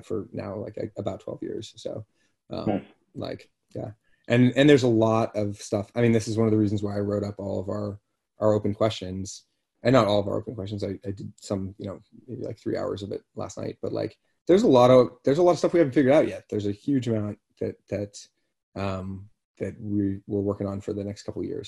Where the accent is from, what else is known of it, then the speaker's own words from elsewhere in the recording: Boston, Massachusetts, United States; I'm from Boston